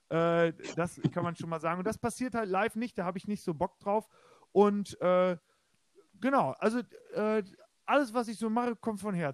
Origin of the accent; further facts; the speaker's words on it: Bulgaria; ich meine, ich komme ja aus Bulgarien.